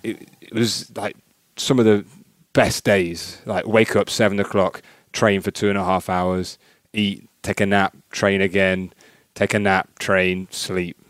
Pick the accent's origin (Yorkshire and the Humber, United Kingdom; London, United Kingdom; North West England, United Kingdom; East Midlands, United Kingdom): East Midlands, United Kingdom; Newton Solney; moved away; I'm from a little village called Newton Solney